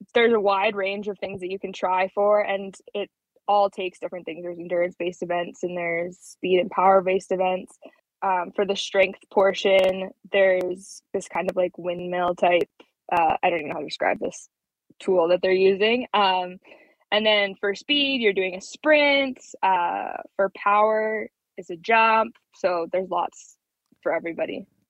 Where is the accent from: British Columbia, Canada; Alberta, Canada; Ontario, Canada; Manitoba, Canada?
Manitoba, Canada; Brandon; moved away as an adult; also born or lived in Plumas, Manitoba; now in Calgary, Canada; I was born in Brandon and spent all my summers and all my time down in Plumas